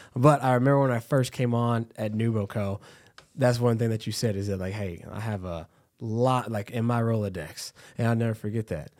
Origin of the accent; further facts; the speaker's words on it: Texas, United States; now in Cedar Rapids, United States; I'm from Texas